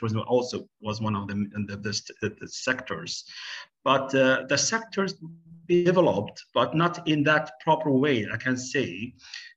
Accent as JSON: {"language": "English", "country": "Oman", "also_born_or_lived": "United Kingdom", "said": "I'm from Sultan of Oman in the Gulf, the Middle East"}